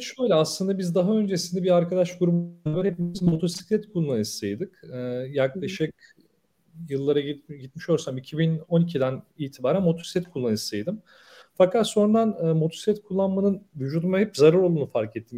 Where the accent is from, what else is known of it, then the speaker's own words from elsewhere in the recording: Bursa, Turkey; 29 e, Ekim 1985 Bursa doğumluyum